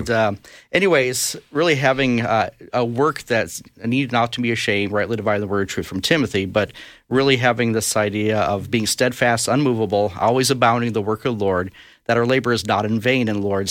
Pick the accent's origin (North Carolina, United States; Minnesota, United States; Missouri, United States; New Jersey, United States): Minnesota, United States; Brainerd; I was born in Brainerd, Minnesota, and, uh, lived there actually most of my years, went to high school there